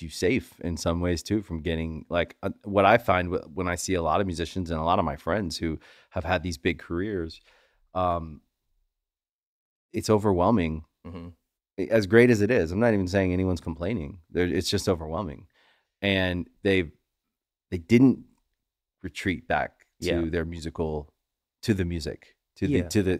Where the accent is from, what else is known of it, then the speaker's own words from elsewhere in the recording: Charles County, Maryland, United States; I'm from Charles County, Maryland